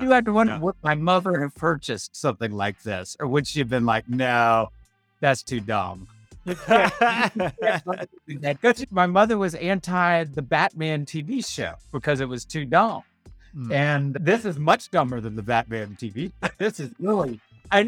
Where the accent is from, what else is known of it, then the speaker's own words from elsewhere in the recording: Bridgewater, Virginia, United States; I grew up in the Shenandoah Valley in Turkey Country